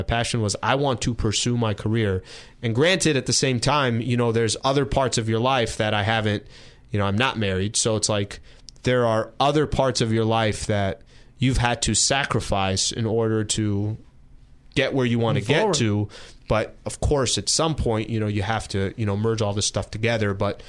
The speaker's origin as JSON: {"language": "English", "town": "El Cajon", "region": "California", "country": "United States", "tie": "born or raised there", "said": "But when I was in San Diego and when I was growing up in El Cajon, I don't really know what my, you know, I guess I just never thought of, like, am I leaving here? Am I not?"}